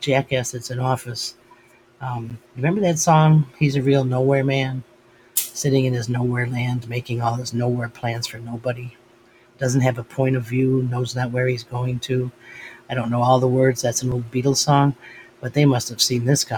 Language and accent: English; United States; as an American